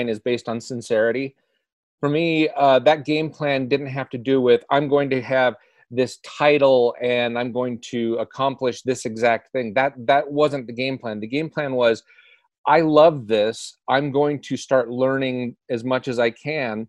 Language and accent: English; Southern California, United States; I grew up in Southern California, very close to Disneyland